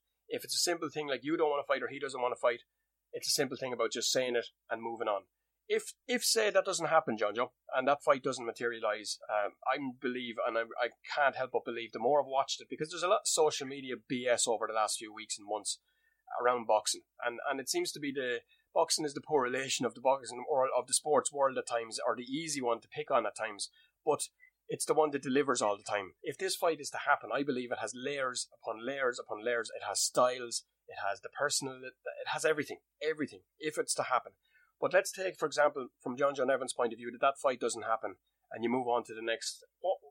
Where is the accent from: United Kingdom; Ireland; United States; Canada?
Ireland; as an Irishman, as an Irish boxing fan